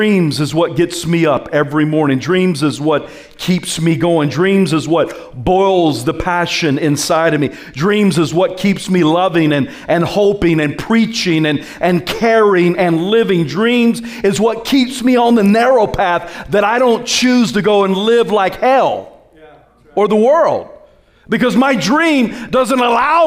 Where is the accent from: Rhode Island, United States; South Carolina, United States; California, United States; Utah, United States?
South Carolina, United States; I'm from South Carolina.